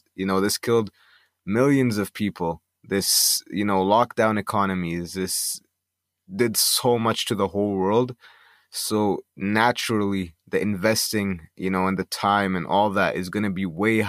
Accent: Canada; But even then, like, I'm Egyptian Canadian, so when I go back to, like, you know, visit Egypt and stuff like

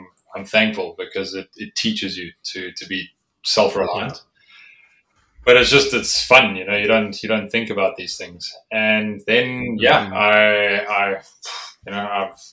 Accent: South Africa; I grew up in South Africa

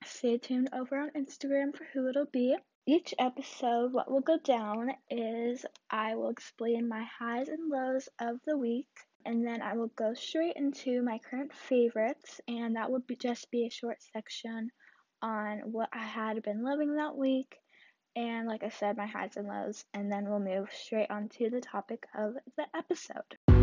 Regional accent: Southern California, United States; I'm a teenager from Southern California

